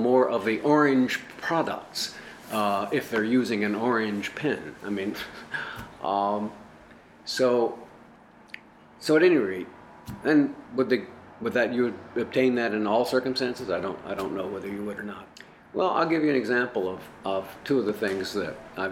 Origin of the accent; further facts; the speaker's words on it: El Paso, Texas, United States; I grew up in El Paso, Texas